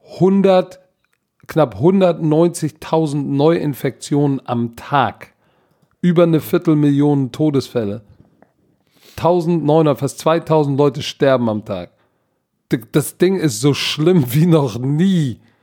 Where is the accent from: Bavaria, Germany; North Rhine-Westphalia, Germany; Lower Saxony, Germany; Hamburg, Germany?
Hamburg, Germany; ich als Hamburger